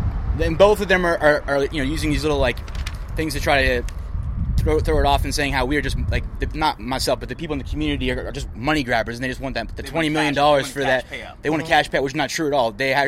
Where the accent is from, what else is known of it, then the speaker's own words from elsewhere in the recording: Marietta, Georgia, United States; also born or lived in Atlanta; I was born and raised in Marietta, but I live right in the middle of downtown now.